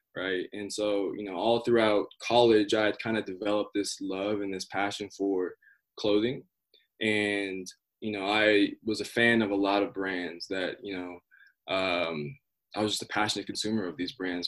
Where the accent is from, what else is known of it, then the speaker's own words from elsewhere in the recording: Colorado, United States; growing up in Colorado